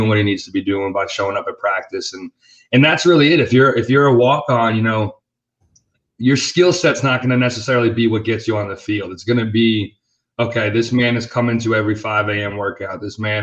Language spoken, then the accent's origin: English; Treasure Coast, Florida, United States; We're all from the Treasure Coast. I mean, we all grew up like playing against each other in basketball, football